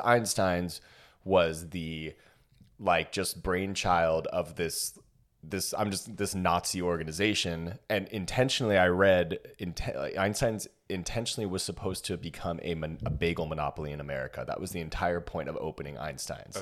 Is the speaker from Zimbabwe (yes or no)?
no; Ladera Ranch, California, United States; moved away; The one that I grew up near in Ladera Ranch